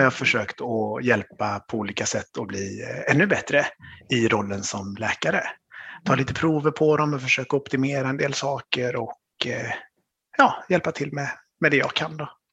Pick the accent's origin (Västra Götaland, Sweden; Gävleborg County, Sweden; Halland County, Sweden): Västra Götaland, Sweden; Vänersborg; now in Stockholm, Sweden; Född och uppvuxen i Vänersborg på, på västkusten, men nu bor jag i Stockholm med min familj.